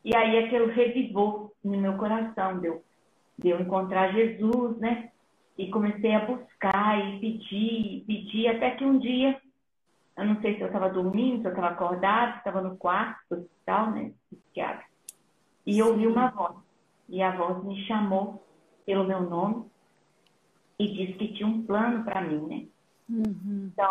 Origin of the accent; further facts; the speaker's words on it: São Paulo, Brazil; moved away as an adult; also born or lived in Minas Gerais; now in Spain; sou mineira, fui criada em São Paulo, né? No interior de São Paulo e na, na, na capital também.